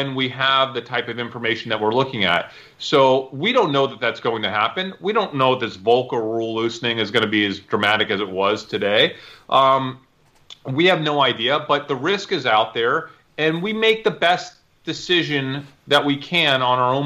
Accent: New York, United States; now in Texas, United States; I'm from New York, so I have a lot of family and friends in New York

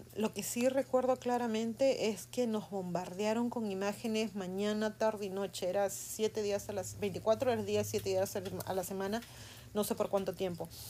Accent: Peru; now in United States; en mi país, en el Perú, nosotros hemos vivido en los 80 la época del terrorismo

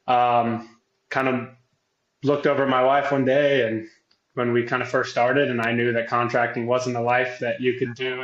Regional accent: California, United States; moved away as an adult; now in Kentucky, United States; I grew up in California

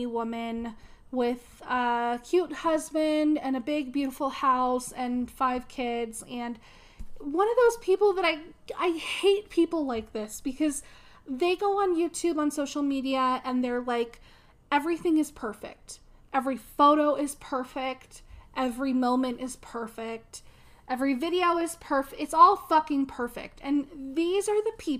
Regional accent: Las Vegas, Nevada, United States; moved away as an adult; now in Colorado, United States; I'm originally from Vegas, and my daughter and I, we've lived here for 7 years

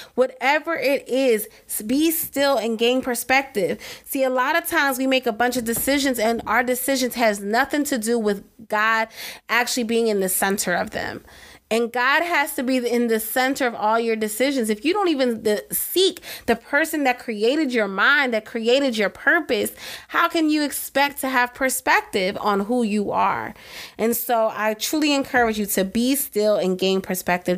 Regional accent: East Coast, United States; I'm from the East Coast

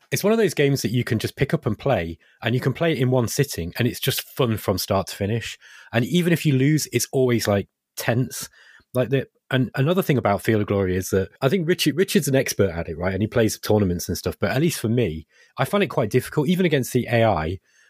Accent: Derby, East Midlands, United Kingdom; I grew up in Derby, and Derby, literally where I live, just across the wall from where, you know, my parents' house, is a park.

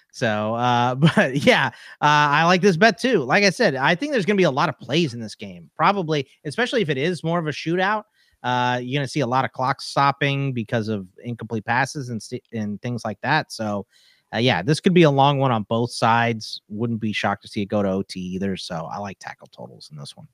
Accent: Texas, United States; my dad's whole side of the family is from Pittsburgh, and then I'm from Texas

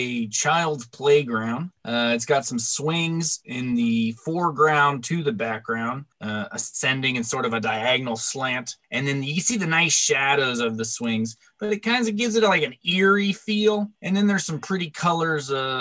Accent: Asheville, North Carolina, United States; I'm from Asheville, North Carolina

